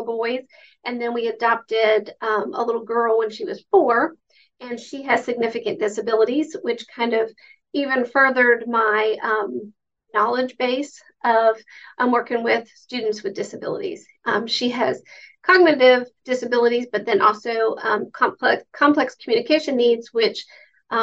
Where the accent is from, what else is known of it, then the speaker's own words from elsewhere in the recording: South Carolina, United States; I am from South Carolina. You can tell by my accent.